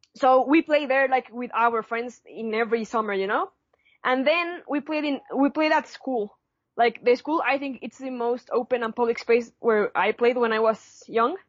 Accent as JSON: {"language": "English", "region": "Puebla", "country": "Mexico", "said": "I'm from Puebla."}